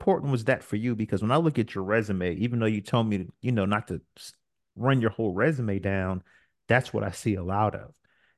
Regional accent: Newport News, Virginia, United States; also born or lived in Brooklyn; I'm from Newport News, Virginia. I've lived in Brooklyn, New York.

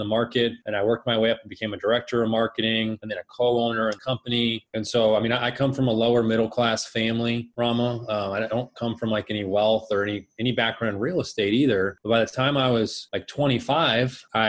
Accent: Phoenix, Arizona, United States; also born or lived in Colorado / Scottsdale, Arizona; I was born and raised here in Phoenix

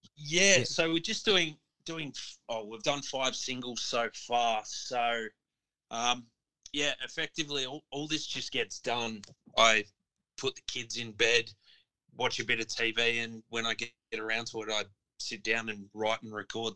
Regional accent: Melbourne, Victoria, Australia; me being proudly from Melbourne

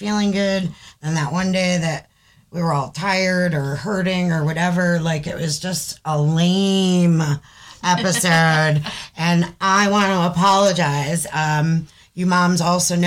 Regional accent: Saratoga County, New York, United States; moved away; New York, in the area that I grew up in the Saratoga County Fair, that's my old stomping grounds

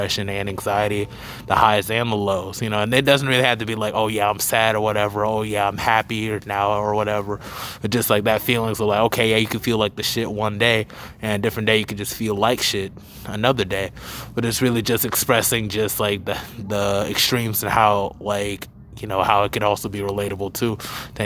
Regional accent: Charlotte, North Carolina, United States; I'm from Charlotte

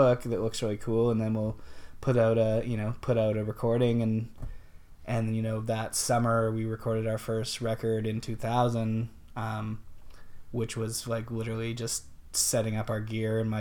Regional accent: Kelowna, British Columbia, Canada; I grew up in Kelowna, BC

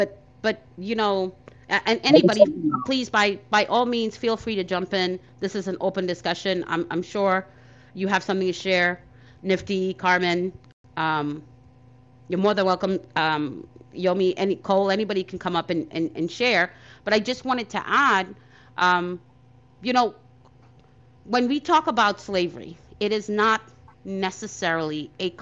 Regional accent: Trinidad & Tobago; now in United States; I was born in Trinidad, right? And migrated here with my parents.

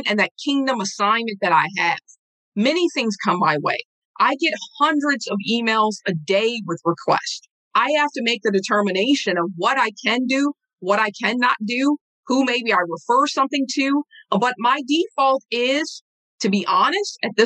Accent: Saint Paul, Minnesota, United States; I'm from a small community, a small hometown here in Rondo

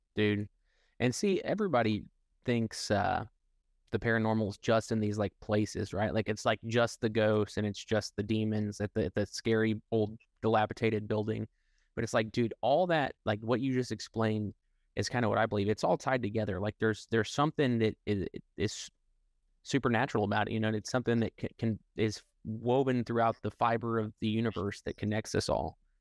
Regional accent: Midwest, United States; We're from the Midwest

